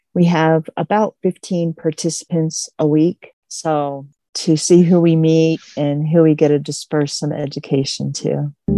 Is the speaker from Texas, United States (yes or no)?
no; Missoula, Montana, United States; moved away as an adult; now in Crow Country, Montana, United States; I grew up in the Missoula area, which is in the western part of our state, but I've been here in Crow Country for 30 years.